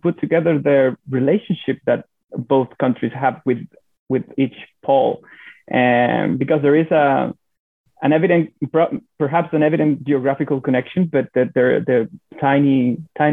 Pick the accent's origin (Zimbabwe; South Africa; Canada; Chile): Chile; also born or lived in Alaska / San Diego; I'm from Chile